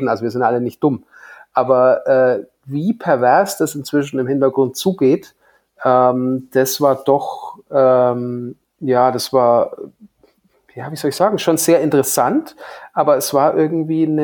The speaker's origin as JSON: {"language": "German", "town": "Hof", "region": "Bavaria", "country": "Germany", "tie": "born or raised there", "said": "sind hier in meiner Heimat in Hof die Hofer Filmtage."}